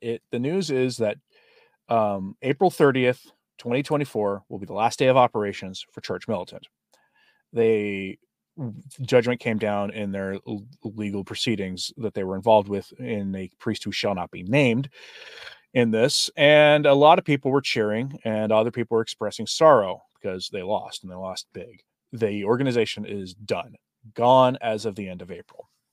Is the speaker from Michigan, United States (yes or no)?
no; Oklahoma, United States; Oklahoma, my home state